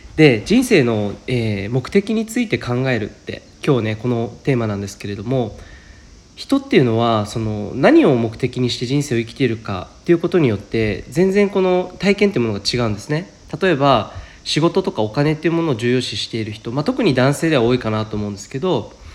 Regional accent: Saitama, Japan; moved away; 僕埼玉出身なので

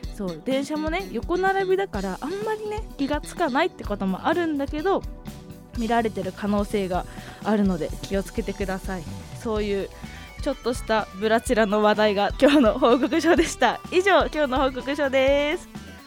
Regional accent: Hokkaido, Japan; moved away as an adult; now in Tokyo, Japan; 出身は北海道です。生まれてからずっと北海道のまあまあ田舎で育ってきました東京に来たのは2年ぐらい前で

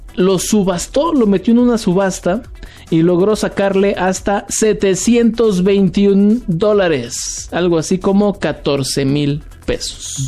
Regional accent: Mexico; yo soy un mexicano feliz

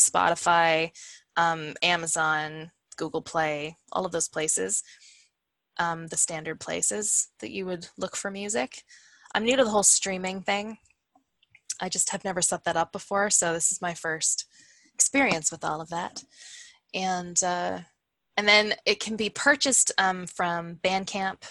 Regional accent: Hamilton, Ontario, Canada; also born or lived in Stratford, Ontario; I'm in Stratford, Ontario, and I grew up in Hamilton

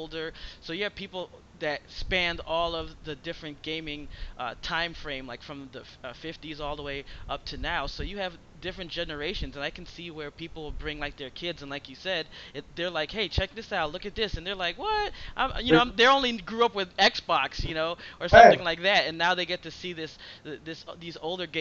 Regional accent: Chicago, Illinois, United States; I grew up in Chicago, so I actually went to, like, the Field Museum very early on

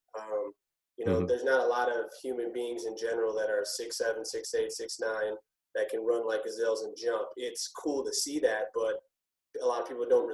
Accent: Minneapolis, Minnesota, United States; So I grew up here in Minneapolis, Minnesota, high school and whatnot

